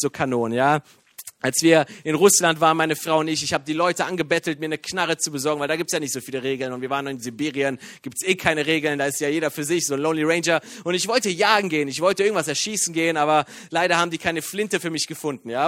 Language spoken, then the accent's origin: German; Iran; now in Germany; bin Iraner